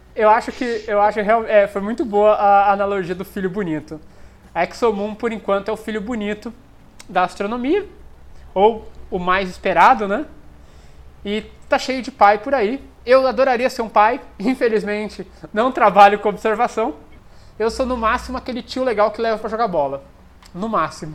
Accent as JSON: {"language": "Portuguese", "country": "Brazil", "also_born_or_lived": "Germany", "said": "eu sou, sou aqui do Brasil, passei pela Alemanha"}